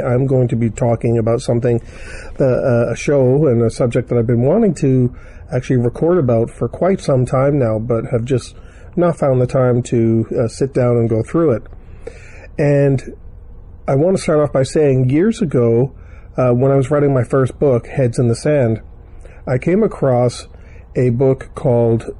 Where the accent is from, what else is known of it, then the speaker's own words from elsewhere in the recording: Canada; accent: Canadian; I'm Canadian because uh, the way I say Toronto